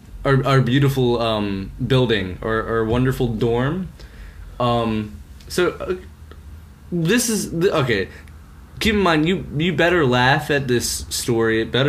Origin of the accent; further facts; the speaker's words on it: Mesa, Arizona, United States; moved away as an adult; now in New York, United States; I grew up in Arizona. I don't have the big cities, like, right there. It was a small town, Mesa, Arizona.